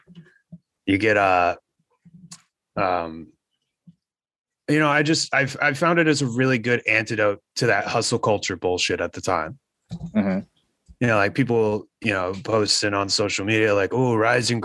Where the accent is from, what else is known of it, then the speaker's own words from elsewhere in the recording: United States; growing up in America